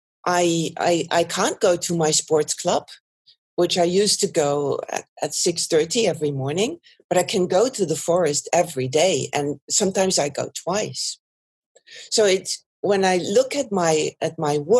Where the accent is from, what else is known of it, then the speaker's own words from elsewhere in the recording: Germany; also born or lived in Netherlands / Italy; now in Belgium; by origin, I'm not Belgian. I'm German, and I've lived in the Netherlands for a long time